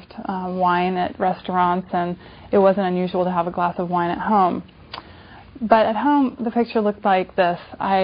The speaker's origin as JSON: {"language": "English", "region": "California", "country": "United States", "tie": "born or raised there", "said": "when I was a kid growing up in California, being a little bit overweight"}